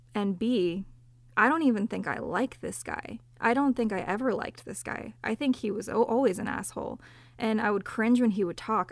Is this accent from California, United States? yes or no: yes; Southern California, United States; I grew up in Southern California